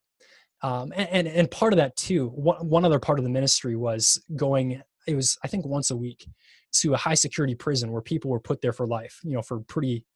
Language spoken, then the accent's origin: English; Minnesota, United States; growing up in Minnesota, you don't play much